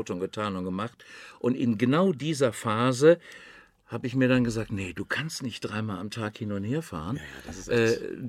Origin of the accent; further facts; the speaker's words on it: Düsseldorf, North Rhine-Westphalia, Germany; born there; moved away; Ne, muss man dazu sagen, nicht als äh, irgendwie zugezogener, als gebürtiger Düsseldorfer obwohl ich habe es eben gerade draußen schon gesagt